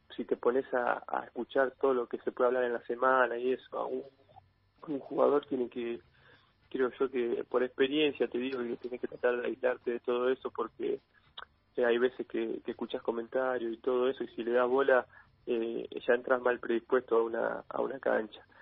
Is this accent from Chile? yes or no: no; Argentina; como argentinos